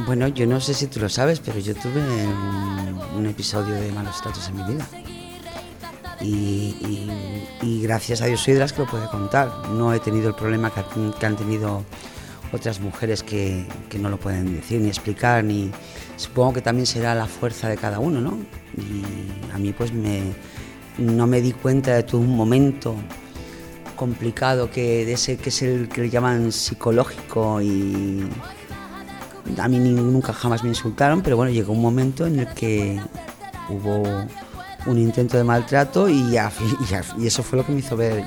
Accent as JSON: {"language": "Spanish", "region": "Catalonia", "country": "Spain", "tie": "born or raised there", "said": "Soy catalán, es que no, no, puedo, no puedo decir que yo Cataluña es donde he vivido, donde he nacido, donde tengo mi vida, donde lo tengo todo"}